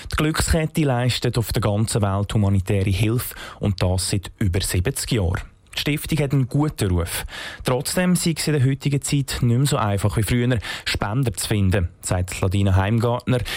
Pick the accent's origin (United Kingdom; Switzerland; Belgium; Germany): Switzerland; Bern; Ich bin ein Berner und ich habe natürlich ein Herz für einen Bär, das ist klar.